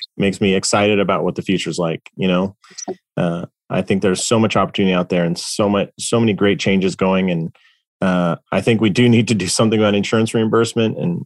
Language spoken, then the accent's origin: English; Los Angeles, California, United States; my hometown of Los Angeles, California